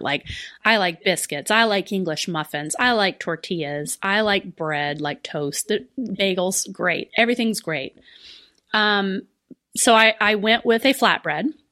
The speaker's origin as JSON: {"language": "English", "region": "the South", "country": "United States", "said": "I'm from the South"}